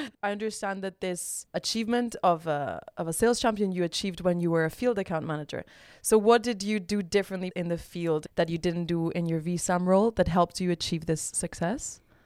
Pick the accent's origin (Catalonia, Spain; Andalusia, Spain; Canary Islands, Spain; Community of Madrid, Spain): Catalonia, Spain; Barcelona; now in Amsterdam, Netherlands; I'm originally from Barcelona, Spain, and I'm currently living in Amsterdam